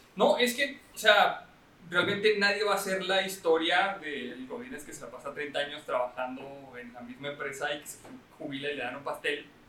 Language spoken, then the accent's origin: Spanish; Chihuahua, Mexico; somos de Chihuahua